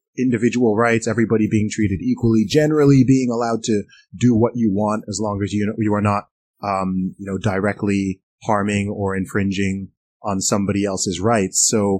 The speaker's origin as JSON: {"language": "English", "country": "Saudi Arabia", "tie": "born or raised there", "said": "I grew up in Saudi Arabia. I lived in Saudi Arabia for 20 years."}